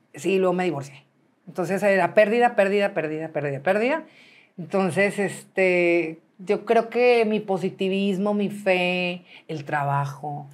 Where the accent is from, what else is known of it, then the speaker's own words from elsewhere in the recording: Monterrey, Nuevo León, Mexico; compraron casa mis papás y nos pasamos a Villa Las Fuentes, enfrente de satélite donde todavía viven. Y ahí yo viví pues toda mi vida